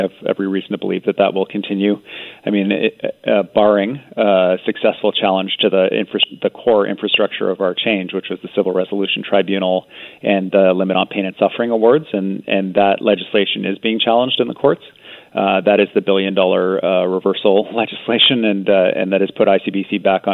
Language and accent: English; British Columbia, Canada; as British Columbians